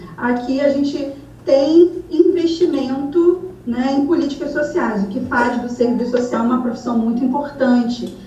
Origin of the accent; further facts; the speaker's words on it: Brazil; moved away as an adult; now in Ireland; nós brasileiros